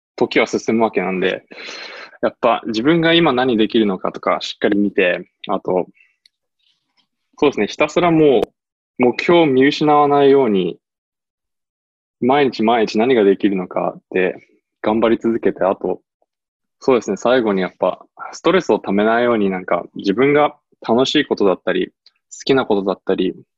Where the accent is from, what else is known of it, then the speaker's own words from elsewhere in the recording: United States; also born or lived in Japan; now in Maine, United States; 自分もアメリカ育ちなんで